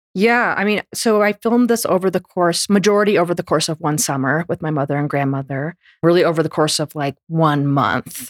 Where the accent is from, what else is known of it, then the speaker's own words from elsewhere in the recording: Vermont, United States; first language English; I grew up in Vermont.